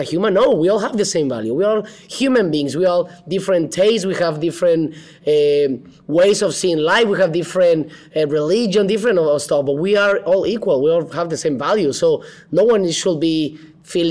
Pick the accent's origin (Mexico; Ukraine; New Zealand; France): Mexico; Mexico City; English is a second language; moved away as an adult; also born or lived in Guadalajara / Manchester; now in Los Angeles, United States; I was born and raised in Mexico City